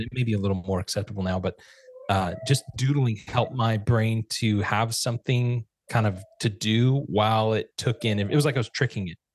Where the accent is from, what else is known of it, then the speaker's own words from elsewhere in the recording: Fresno, California, United States; also born or lived in Santa Rosa, California; moved from Santa Rosa, California to Fresno, which is our hometown